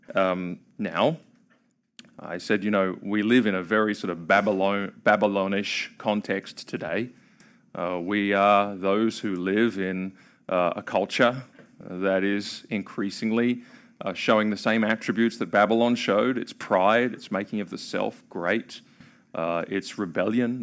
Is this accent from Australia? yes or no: yes; Australia; now in Kentucky, United States; I'm from Australia.